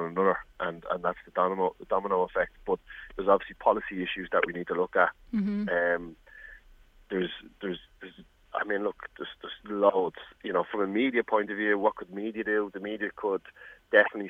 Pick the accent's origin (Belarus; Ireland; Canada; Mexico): Ireland; Dublin, Leinster; I'm from Ballymun, I can say it's the impoverished community